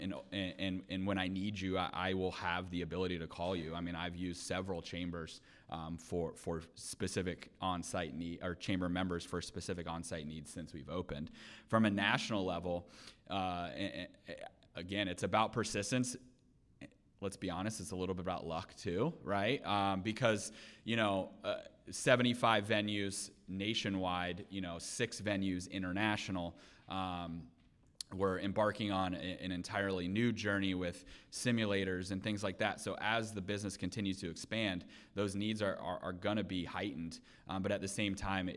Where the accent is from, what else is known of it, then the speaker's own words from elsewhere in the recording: Seminole County, Florida, United States; I was born and raised in Seminole County